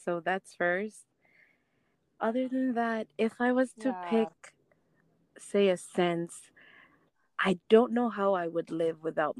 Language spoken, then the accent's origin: English; Pohnpei, Micronesia; first language Ngatikese; English is a second language; also born or lived in Wahlap / Palikir; Most of my memories growing up on Ponpe is of my dad taking me with him everywhere.